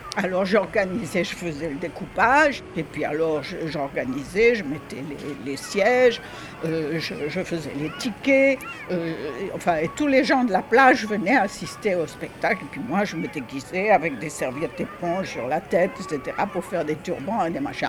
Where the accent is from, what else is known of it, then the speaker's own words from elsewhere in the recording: Oran, Oran Province, Algeria; moved away as an adult; je suis née à Oran, Algérie, le 23 novembre 1934